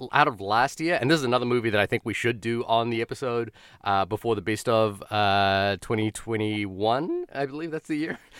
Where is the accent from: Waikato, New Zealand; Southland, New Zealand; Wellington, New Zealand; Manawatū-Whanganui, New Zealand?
Wellington, New Zealand; moved away; my hometown of Wellington, New Zealand